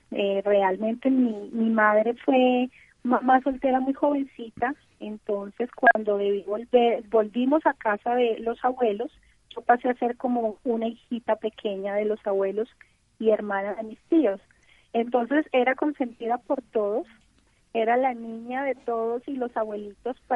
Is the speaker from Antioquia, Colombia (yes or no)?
no; Cali, Valle del Cauca, Colombia; en Cali, una ciudad muy calurosa, donde jugábamos en la calle